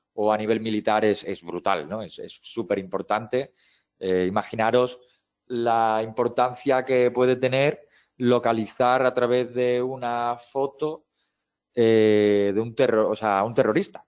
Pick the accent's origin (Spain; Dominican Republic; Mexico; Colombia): Spain; Seville, Andalusia; soy de Sevilla